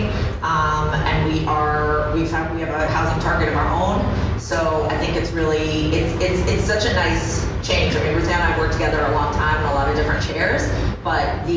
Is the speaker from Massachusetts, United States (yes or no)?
yes; Massachusetts, United States; now in New York, United States; I'm from Massachusetts